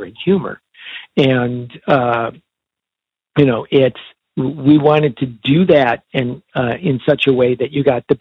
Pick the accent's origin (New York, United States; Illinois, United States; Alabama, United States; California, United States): Illinois, United States; Chicago; We were growing up in Chicago